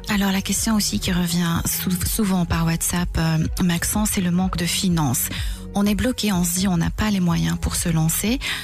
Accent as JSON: {"language": "French", "country": "Belgium", "said": "chez nous en Belgique"}